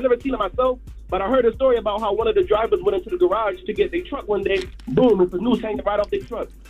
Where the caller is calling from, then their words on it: Hartford, Connecticut, United States; But yo, I'm from Hartford, Connecticut.